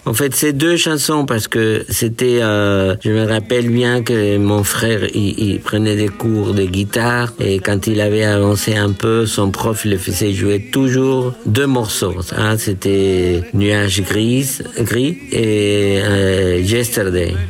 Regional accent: Peru; French is a second language; moved away as an adult; also born or lived in Bordeaux, France; now in France; je suis né au Pérou dans les années 50

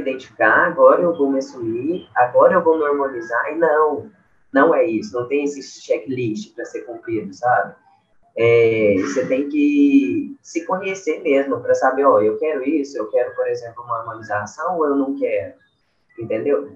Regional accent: Uberlândia, Minas Gerais, Brazil; Sou de Uberlândia

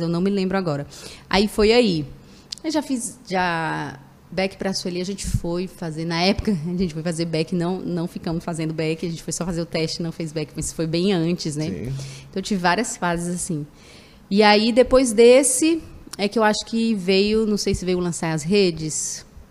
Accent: Fortaleza, Ceará, Brazil; Eu sou natural de Fortaleza

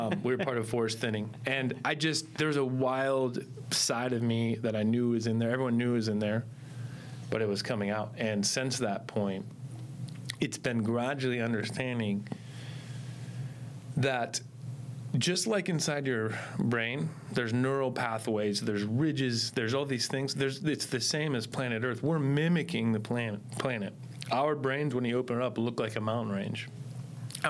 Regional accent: Ohio, United States; now in Arizona, United States; I'm from Ohio

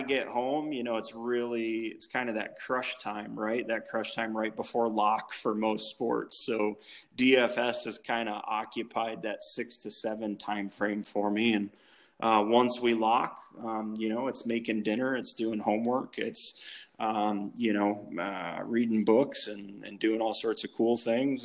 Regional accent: Cleveland, Ohio, United States; moved away as an adult; also born or lived in Toledo, Ohio; I grew up in Cleveland um, all through my childhood, um, and, and went to high school there

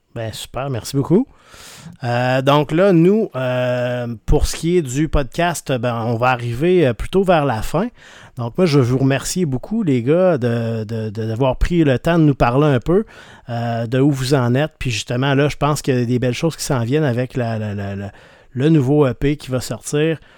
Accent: Rimouski, Quebec, Canada; Je viens de Rimouski

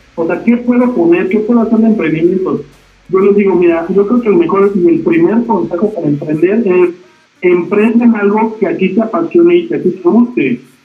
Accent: Toluca, State of Mexico, Mexico; me trasladé a Toluca, porque yo soy de Toluca

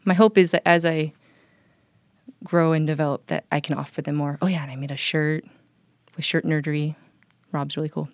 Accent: Hawaii, United States; moved away; I grew up back home in Hawaii

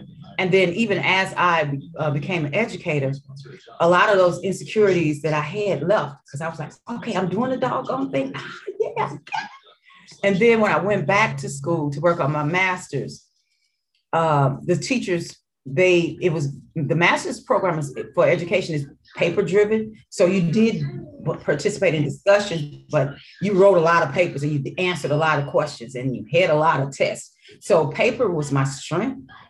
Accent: Mississippi, United States; accent: Mississippi accent; So I had an accent. So it was a Mississippi accent mixed in with Arkansas and my hood accent.

